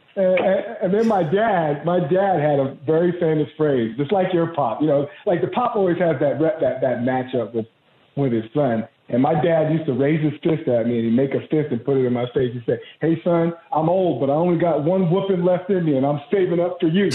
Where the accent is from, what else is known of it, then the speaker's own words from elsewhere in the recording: Santa Monica, California, United States; I grew up in Santa Monica, California, right on the cusp of Santa Monica and Venice.